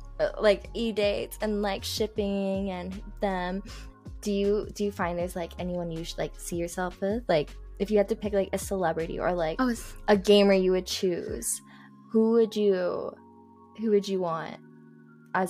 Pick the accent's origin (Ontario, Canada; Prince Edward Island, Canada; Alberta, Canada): Alberta, Canada; Calgary; my city I'm from. Okay, people know I'm from Calgary. It's very small. It's very, very small.